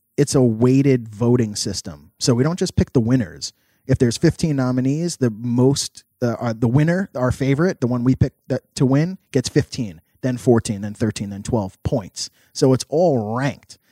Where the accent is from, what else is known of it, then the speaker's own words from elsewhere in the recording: New York City, New York, United States; I'm from New York City. I'm not easily shell shocked.